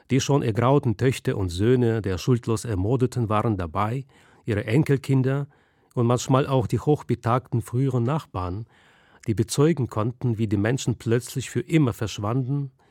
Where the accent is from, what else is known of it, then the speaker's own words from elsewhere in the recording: Russia; now in Berlin, Germany; Ich bin vor 20 Jahren aus Russland nach Berlin gezogen